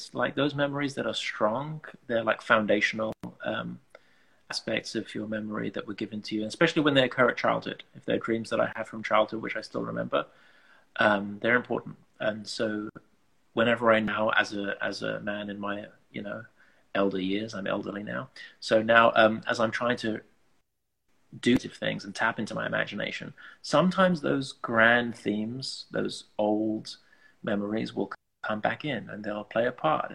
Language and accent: English; England, United Kingdom; growing up as, you know, as an English person, as an Afghan person